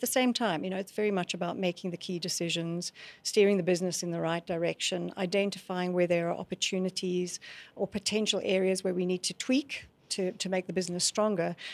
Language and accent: English; Scotland, United Kingdom; moved away as an adult; also born or lived in South Africa; I grew up in Scotland